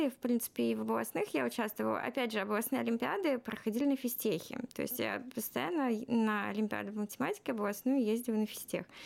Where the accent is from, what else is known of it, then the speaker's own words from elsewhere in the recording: Moscow Oblast, Russia; так как я из Подмосковья, то общежитие фактически только физтех давал, а остальные вузы нет.